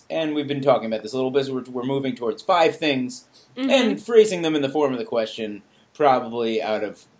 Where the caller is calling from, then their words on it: New York, United States; I would most likely be calling from New York